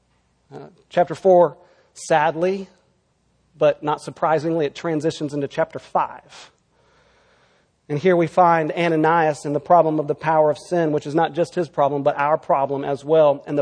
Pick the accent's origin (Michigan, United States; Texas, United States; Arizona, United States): Texas, United States; now in California, United States; my home state of Texas